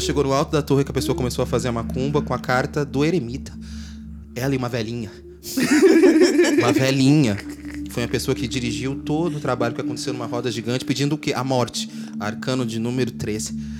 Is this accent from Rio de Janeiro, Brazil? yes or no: yes; Rio de Janeiro, Brazil; A gente é brasileiro, nós aqui somos cariocas